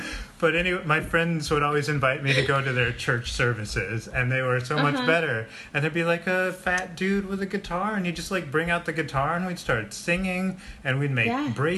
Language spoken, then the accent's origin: English; northern Florida, United States; now in New York, United States; I grew up Catholic, and I grew up in the South, in like northern Florida, which is basically on the border of Georgia. So it feels like the South. It doesn't feel like tropical Florida.